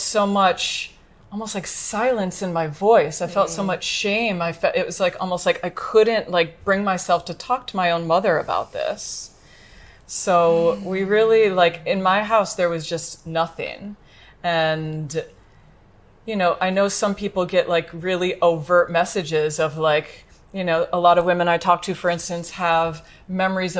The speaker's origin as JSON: {"language": "English", "country": "United States", "said": "I'm from the United States"}